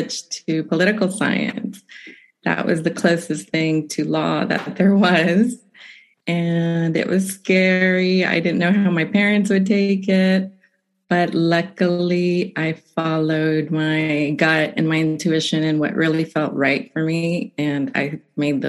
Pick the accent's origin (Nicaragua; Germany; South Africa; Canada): Nicaragua; moved away as an adult; also born or lived in Massachusetts; now in United States; I'm originally from Nicaragua, and I came to the United States for college, and I've been here ever since